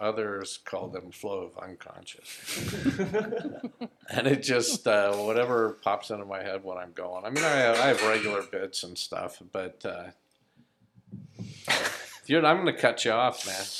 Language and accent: English; Los Angeles, California, United States; also born or lived in Compton; I grew up in Los Angeles, so I speak really bad Spanglish.